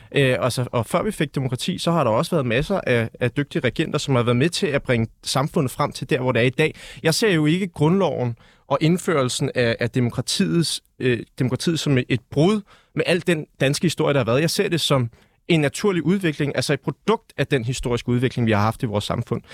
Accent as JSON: {"language": "Danish", "country": "Denmark", "said": "vi er født danskere"}